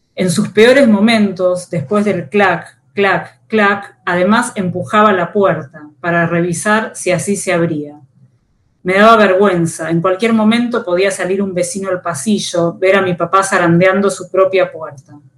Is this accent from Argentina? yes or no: yes; Buenos Aires, Argentina; Nací en Buenos Aires, vivo en esta ciudad